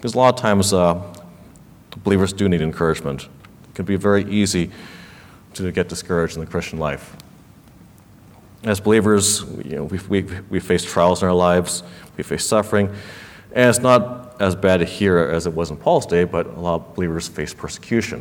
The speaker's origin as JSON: {"language": "English", "town": "Los Angeles", "region": "California", "country": "United States", "tie": "born or raised there", "said": "where I grew up in Los Angeles, there were not a whole lot of Chinese speakers in my neighborhood"}